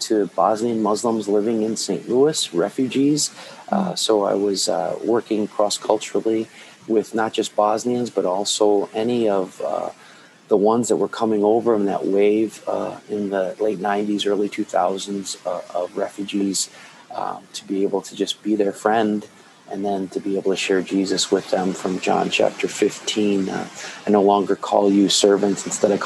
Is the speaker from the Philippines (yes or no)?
yes; Philippines; moved away; I am a Filipino-born Lutheran pastor